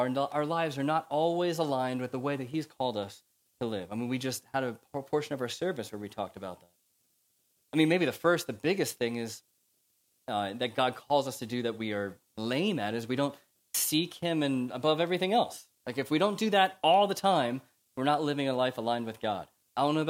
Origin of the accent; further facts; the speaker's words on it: United States; accent: American; now in United Kingdom; you can tell from my accent, I'm America